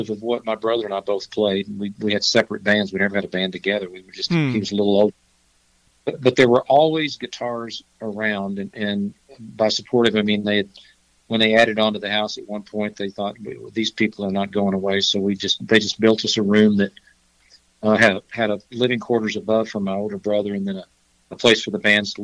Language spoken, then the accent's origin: English; Fayetteville, Arkansas, United States; moved away as an adult; also born or lived in Aspen, Colorado / Nashville, Tennessee; now in Colorado, United States; I was born and raised in Fayetteville, Arkansas, and lived there till I was about 24